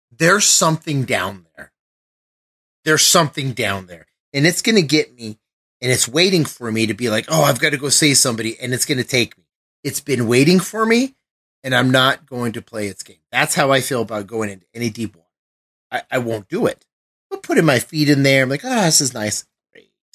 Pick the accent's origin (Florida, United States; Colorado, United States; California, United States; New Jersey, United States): Colorado, United States; I'm from Colorado.